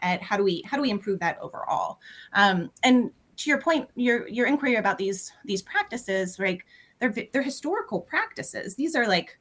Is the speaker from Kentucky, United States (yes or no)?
yes; Louisville, Kentucky, United States; now in Lexington, United States; I'm calling in from Lexington, Kentucky, but I'm originally from Louisville